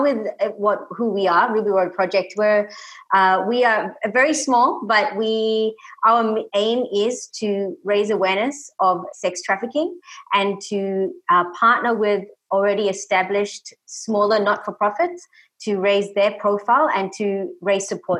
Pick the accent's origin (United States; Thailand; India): India; Tamil Nadu; now in Australia; So we actually grew up in Tamil Nadu, South India